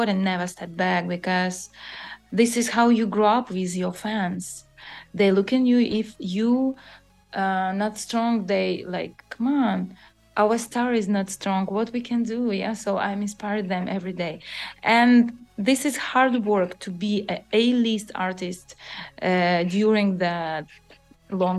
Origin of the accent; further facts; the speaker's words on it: Ukraine; this is Ukrainian couture, and I'm so proud about